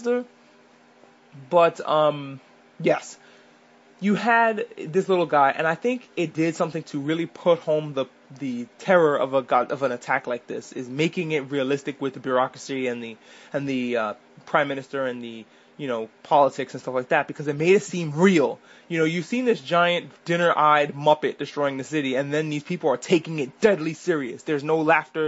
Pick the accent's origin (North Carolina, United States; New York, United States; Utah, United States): New York, United States; I'm a New Yorker, but I was in New York when the towers fell